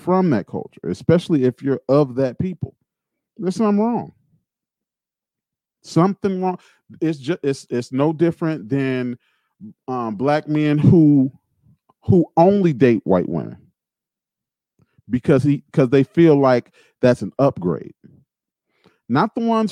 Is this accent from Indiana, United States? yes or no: yes; Gary, Indiana, United States; I grew up in Gary, Indiana.